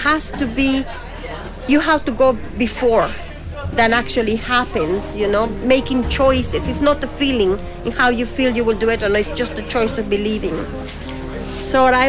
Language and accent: English; Guatemala; also born or lived in Hong Kong / England; now in Tipperary, Ireland; I'm original from Central America